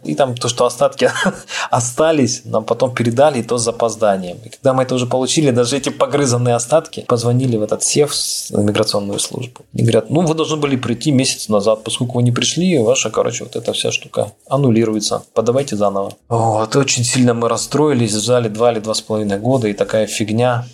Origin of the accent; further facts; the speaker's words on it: Taganrog, Rostov Oblast, Russia; moved away as an adult; now in Algarve, Portugal; мы из Таганрога